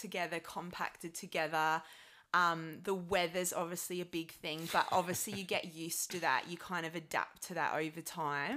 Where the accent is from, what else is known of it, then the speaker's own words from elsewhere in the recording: Adelaide, South Australia, Australia; moved away as an adult; also born or lived in London; now in United Kingdom; I'm from a city, a capital city in, um, Australia called Adelaide